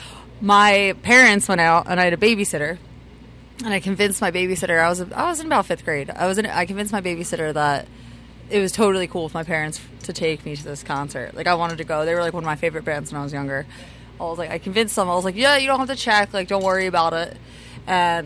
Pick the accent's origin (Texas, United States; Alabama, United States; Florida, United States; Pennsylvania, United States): Pennsylvania, United States; Philadelphia; I'm from Philadelphia.